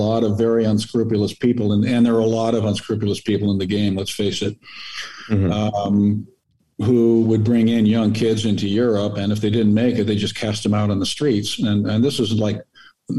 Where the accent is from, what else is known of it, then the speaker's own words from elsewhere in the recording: United States; being an American